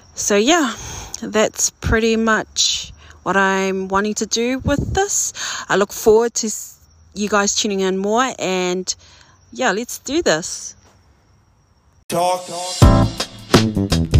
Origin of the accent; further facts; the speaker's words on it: Auckland, New Zealand; I am a first generation New Zealander, born and raised in South Auckland, New Zealand